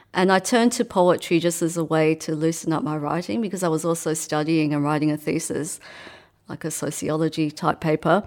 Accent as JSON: {"language": "English", "country": "Australia", "tie": "born or raised there", "also_born_or_lived": "Hong Kong / England", "said": "by the time I was eight, I came over here to Australia."}